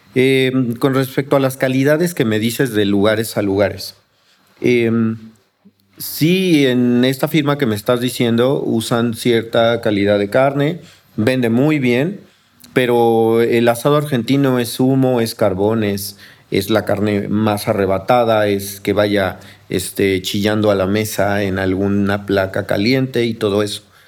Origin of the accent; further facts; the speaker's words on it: Mexico City, Mexico; also born or lived in Coyoacán, Mexico City; yo soy de aquí de Xochimilco, bueno, soy del centro de Coyoacán, pero siempre viví en Xochimilco